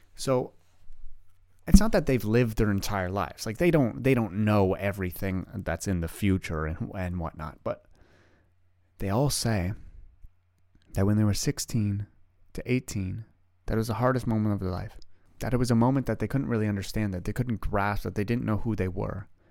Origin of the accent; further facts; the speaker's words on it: Canada; also born or lived in Ottawa, Canada; I live in Ottawa, Canada. I am Canadian